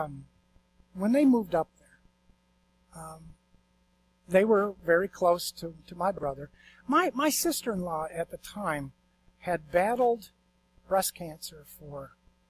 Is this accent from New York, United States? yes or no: yes; Attica, New York, United States; moved away as an adult; now in Florida, United States; I'm originally from Western New York, up near Buffalo, Attica, actually, to be exact